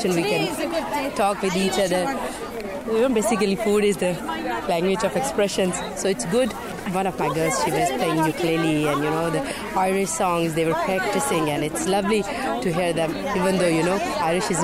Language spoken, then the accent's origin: English; Pakistan; moved away as an adult; now in Ireland; I'm from Pakistan, and I have my two daughters